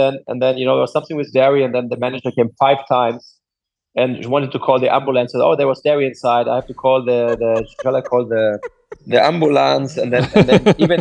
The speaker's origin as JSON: {"language": "English", "country": "Germany", "tie": "born or raised there", "also_born_or_lived": "Bel Air, Los Angeles", "second_language": "English", "moved": "as an adult", "lives_now": "Los Angeles, United States", "said": "I'm German, as I said. I grew up there"}